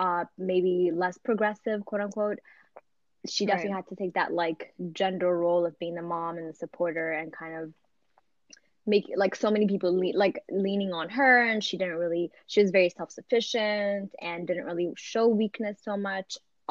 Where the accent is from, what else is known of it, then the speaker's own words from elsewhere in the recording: Maryland, United States; also born or lived in Ethiopia; My pre-adult life was here, so I kind of still feel like I grew up in Maryland, and I grew, you know, my earlier childhood time was in Ethiopia.